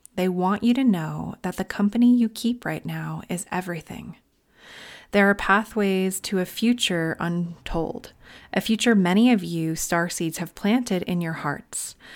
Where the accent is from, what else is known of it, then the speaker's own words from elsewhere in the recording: Long Island, New York, United States; now in Northern California, United States; I'm originally from Long Island.